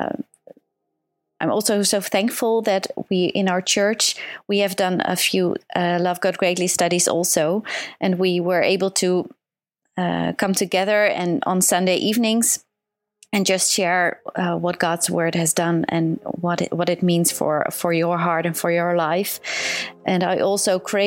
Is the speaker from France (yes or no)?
no; Netherlands; I'm from the Netherlands.